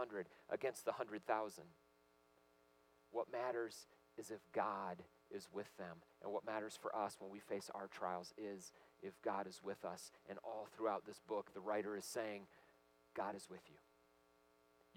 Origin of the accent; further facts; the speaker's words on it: Michigan, United States; I grew up in Michigan, and all my relatives, lots of them went to Michigan State